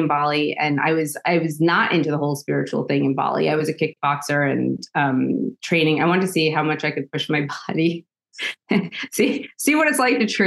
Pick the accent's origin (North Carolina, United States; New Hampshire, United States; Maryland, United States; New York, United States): New York, United States; New York City; now in Germany; I grew up in Staten Island, New York